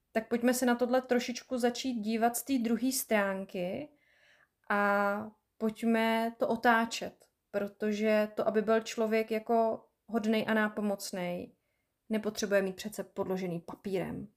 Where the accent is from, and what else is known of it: Czechia